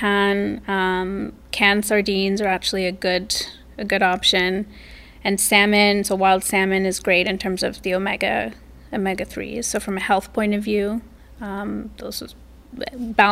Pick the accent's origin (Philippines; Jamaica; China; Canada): Canada; I'm Canadian.